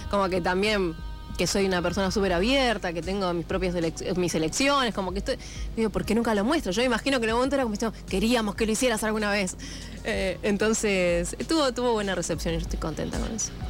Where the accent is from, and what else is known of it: Morón, Buenos Aires Province, Argentina